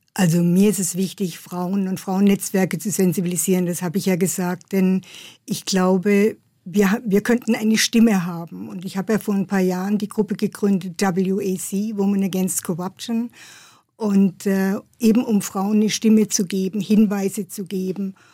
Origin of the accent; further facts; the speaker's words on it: Pforzheim, Baden-Württemberg, Germany; in meiner Heimatstadt in Pforzheim